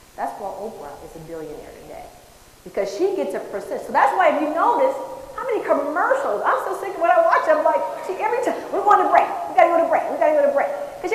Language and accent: English; San Francisco, California, United States; I'm from the Bay Area, San Francisco area.